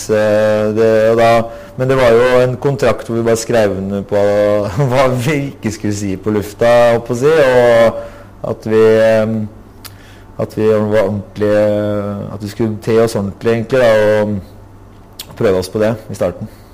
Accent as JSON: {"language": "Norwegian", "town": "Asker", "region": "Akershus", "country": "Norway", "tie": "born or raised there", "also_born_or_lived": "Oslo (Grünerløkka)", "moved": "as an adult", "lives_now": "Oslo, Norway", "said": "Jeg har vokst opp i Asker"}